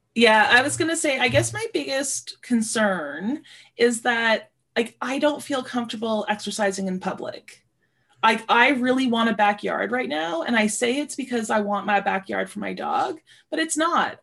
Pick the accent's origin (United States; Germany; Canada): Canada; Sudbury, Ontario; moved away; I grew up in Sudbury, Ontario